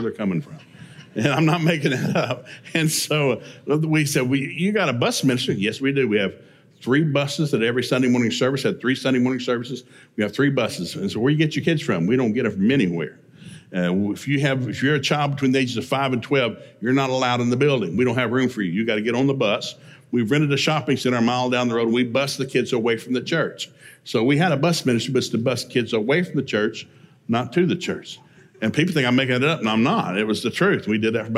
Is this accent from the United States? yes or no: yes; East Tennessee, United States; moved away; I grew up in East Tennessee on a 400-acre farm in the middle of nowhere